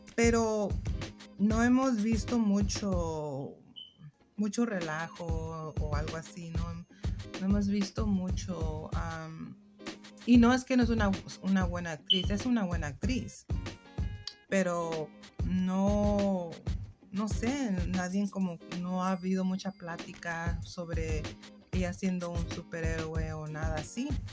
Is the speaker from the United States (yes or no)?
yes; United States; first language English; Spanish is a second language; pero yo soy mexicana, padres mexicanos, soy nacida aquí en los Estados Unidos